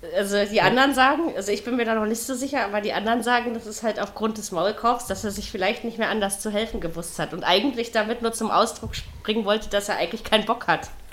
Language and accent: German; East Germany, Germany; ich bin in der DDR aufgewachsen